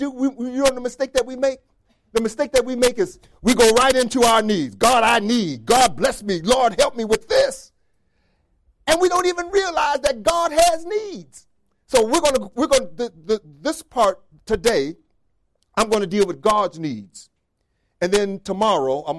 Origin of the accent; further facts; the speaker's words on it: the North, New York, United States; now in Rochester, United States; I'm from the North. I'm a Yankee